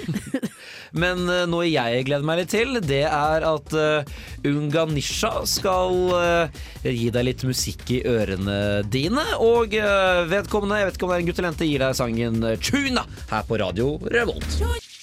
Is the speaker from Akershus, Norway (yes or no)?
no; Nøtterøy, Vestfold, Norway; moved away; hjemme, hjemme på Natterøy